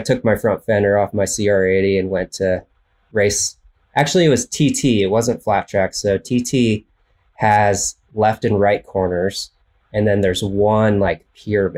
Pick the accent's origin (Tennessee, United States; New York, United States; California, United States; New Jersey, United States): California, United States; Central Valley; also born or lived in Idaho; now in Northern California, United States; I grew up in the Central Valley, California